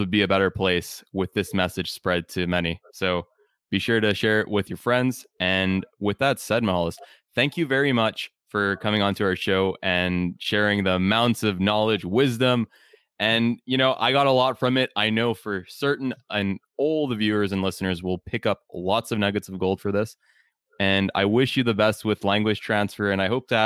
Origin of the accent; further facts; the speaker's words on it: Canada; I grew up in Canada